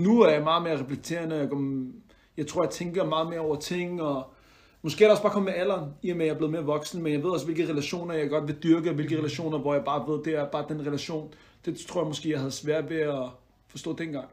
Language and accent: Danish; Denmark; jeg er dansk marokkaner i den forstand, at mine forældre er fra Marokko af, mm. men øh, jeg er født og opvokset her